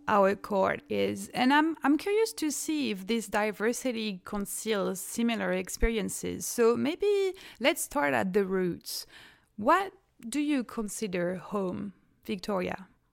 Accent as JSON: {"language": "English", "country": "France", "said": "I'm zooming actually from France, where I'm from"}